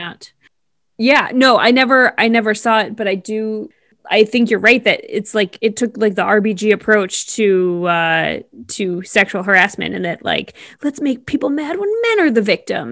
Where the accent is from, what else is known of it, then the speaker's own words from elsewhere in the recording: East Coast, United States; growing up on the East Coast